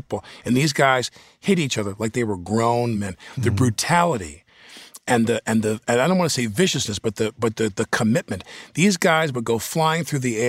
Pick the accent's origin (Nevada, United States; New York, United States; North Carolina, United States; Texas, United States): New York, United States; Massapequa; I'm from Massapequa, Long Island